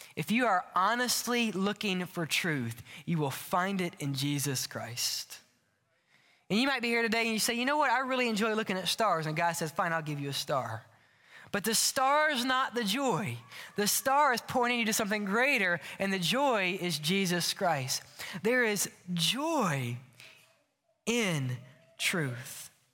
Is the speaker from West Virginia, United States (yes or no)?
no; Louisiana, United States; now in Birmingham, United States; if you're not from Lu-, Louisiana, we'll tell you we're from New Orleans. We're really not, but we're close